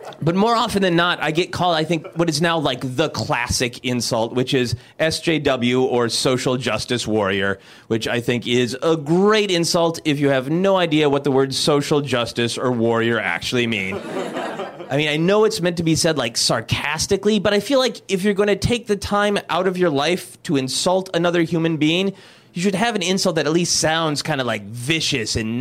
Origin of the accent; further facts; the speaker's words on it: Minnesota, United States; now in Los Angeles, United States; I am originally from Minnesota